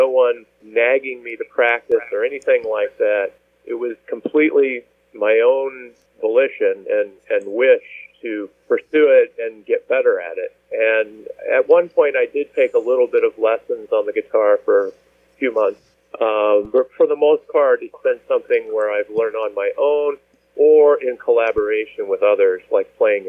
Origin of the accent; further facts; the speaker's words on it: Midwest, United States; I grew up primarily in the Midwest, and I ended up studying art eventually, although that's not how I started out.